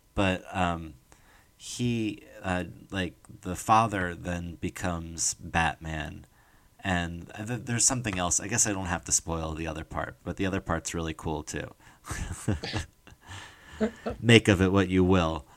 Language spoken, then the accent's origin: English; New Jersey, United States; I'm from New Jersey